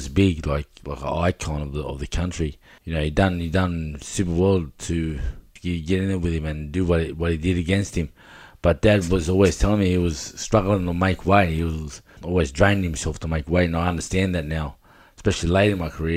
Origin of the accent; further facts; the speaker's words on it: Sydney, New South Wales, Australia; also born or lived in Wellington, New South Wales; Born and raised in Sydney